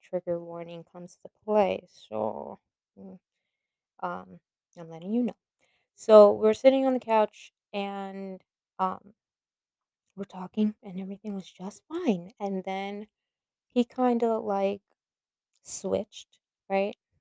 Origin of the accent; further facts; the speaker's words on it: New York City, New York, United States; moved away as an adult; also born or lived in Florida; I was born and raised in the Bronx, New York